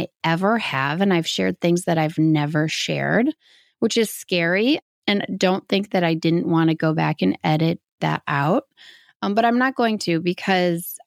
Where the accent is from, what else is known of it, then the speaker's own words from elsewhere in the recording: Midwest, United States; Midwest. Man, Midwesterns, we know how to drink.